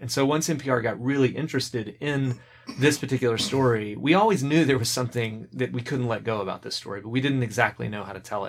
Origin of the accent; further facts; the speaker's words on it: Birmingham, Alabama, United States; I'm from Alabama originally, left the state for a while for graduate school